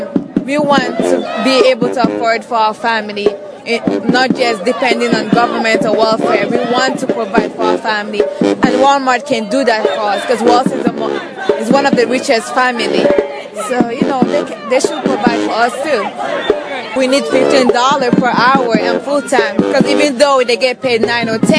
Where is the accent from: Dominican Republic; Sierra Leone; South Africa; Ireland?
Sierra Leone; moved away; also born or lived in Saudi Arabia; I'm originally from Sierra Leone, but I came from Saudi Arabia